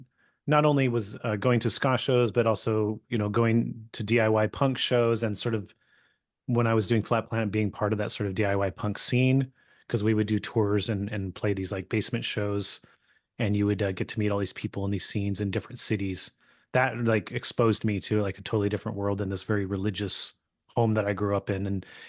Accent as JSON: {"language": "English", "region": "California", "country": "United States", "tie": "born or raised there", "said": "I have no connection to Long Island. I grew up in California"}